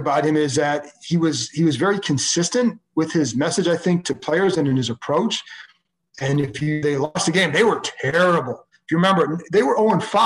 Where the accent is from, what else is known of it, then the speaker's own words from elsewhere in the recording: Cleveland, Ohio, United States; moved away; I grew up in Cleveland.